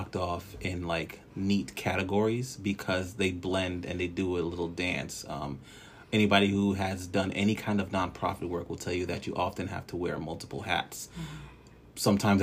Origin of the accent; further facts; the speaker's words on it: Newark, New Jersey, United States; also born or lived in Trinidad and Tobago; now in Virginia, United States; I am originally from Newark, New Jersey. Bloodline belongs to Trinidad and Tobago.